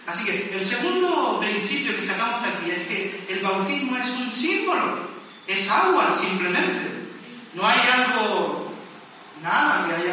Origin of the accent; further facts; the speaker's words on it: Las Palmas de Gran Canaria, Canary Islands, Spain; now in Tenerife, Spain; yo soy de Las Palmas y a veces incluyo Las Palmas en medio de mi frase.